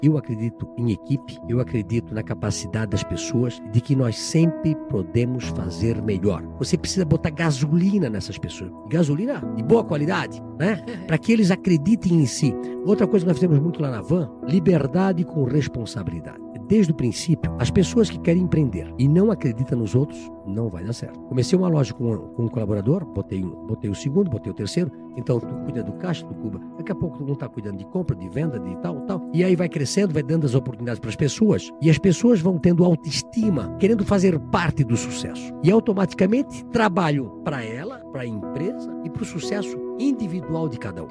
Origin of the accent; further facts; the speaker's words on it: Brazil; Poço Fundo é na minha terra, né? Eu morava na entrada do Poço Fundo, na rua Florianópolis. Estudei na escola João